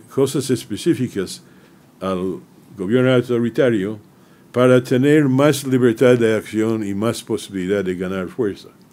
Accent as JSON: {"language": "Spanish", "country": "United States", "said": "mi país"}